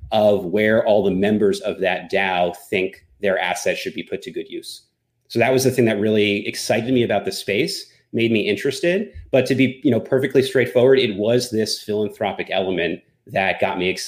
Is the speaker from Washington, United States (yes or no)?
no; New Jersey, United States; now in Westchester, United States; originally I'm from New Jersey, but currently based out of uh, Westchester, just north of New York City.